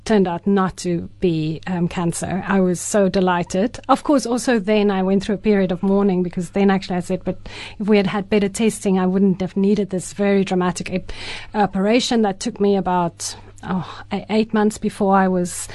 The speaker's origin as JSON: {"language": "English", "country": "South Africa", "also_born_or_lived": "Ireland", "first_language": "Afrikaans", "second_language": "English"}